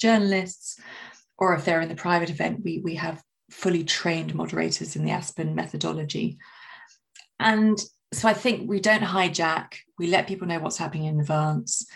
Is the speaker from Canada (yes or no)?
no; London, United Kingdom; I'm a Londoner